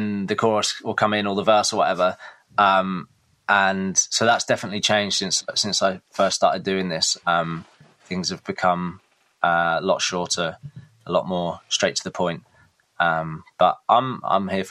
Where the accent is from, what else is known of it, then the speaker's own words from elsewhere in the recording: Reepham, East of England, United Kingdom; moved away; I'm from Norfolk originally. I went to a school in Reefham, which is just outside of Norwich. And yeah, that's where I grew up